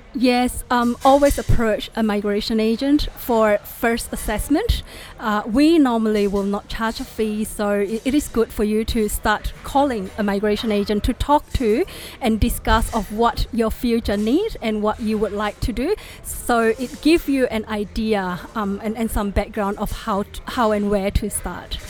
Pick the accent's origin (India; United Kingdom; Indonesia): Indonesia; English is a second language; moved away; I was from Indonesia and I'm, I'm, a Chinese too, so I can basically speak five languages